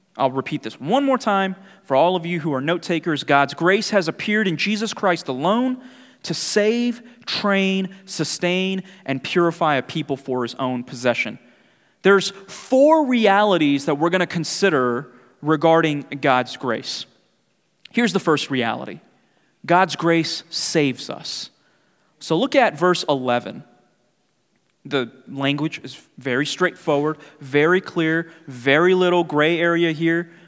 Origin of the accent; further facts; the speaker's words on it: New York City, New York, United States; moved away; growing up in New York City